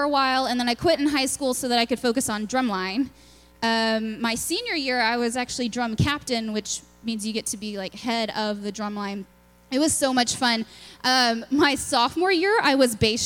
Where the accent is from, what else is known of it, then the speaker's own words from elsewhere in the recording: Lubbock, Texas, United States; moved away; I'm from Lubbock, Texas. It's out in West Texas. We're kind of, you know, in our own little world. It's the land of dirt and wind and tech. So it was a fun place to grow up